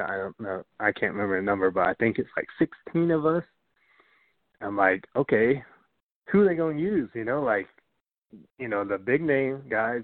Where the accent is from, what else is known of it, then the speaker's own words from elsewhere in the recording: Atlanta, Georgia, United States; I grew up in Atlanta